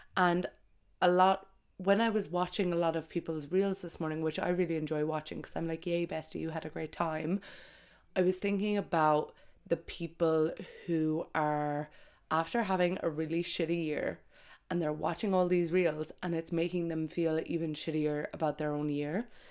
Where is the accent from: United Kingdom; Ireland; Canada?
Ireland; moved away as an adult; also born or lived in Brazil / Australia / Dubai; I have always came home for Christmas in Ireland.